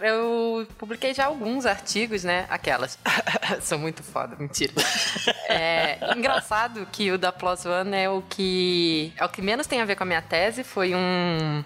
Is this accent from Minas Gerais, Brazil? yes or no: no; Rio de Janeiro, Brazil; moved away as an adult; also born or lived in Ribeirão Preto, São Paulo; Eu sou carioca de nascença, mas eu não falo nascença. é, nasci no Rio e lá estudei, passei toda a minha vida, basicamente, né? Até o final da graduação